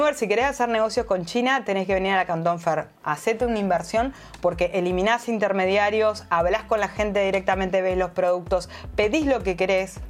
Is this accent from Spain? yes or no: no; Uruguay; soy ciudadana uruguaya